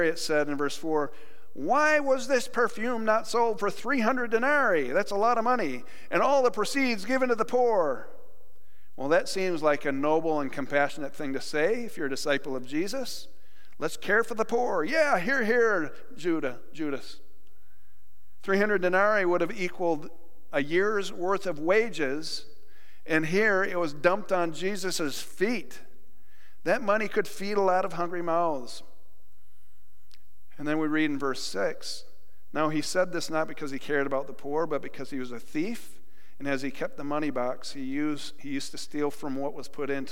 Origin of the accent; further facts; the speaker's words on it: New York, United States; moved away; my home state